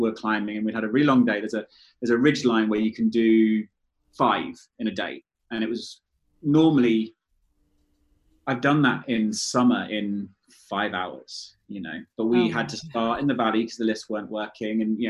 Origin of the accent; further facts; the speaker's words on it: London, United Kingdom; moved away; I grew up in London and I was a London city boy.